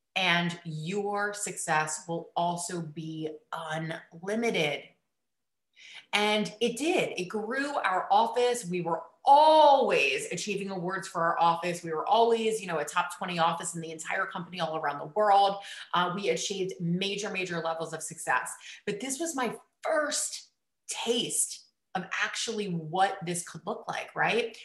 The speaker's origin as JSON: {"language": "English", "region": "East Coast", "country": "United States", "tie": "born or raised there", "said": "I grew up on the East Coast"}